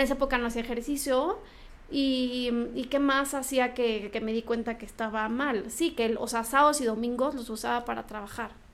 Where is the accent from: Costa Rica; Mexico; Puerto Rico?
Mexico; Morelia, Michoacán; moved away; yo soy de Morelia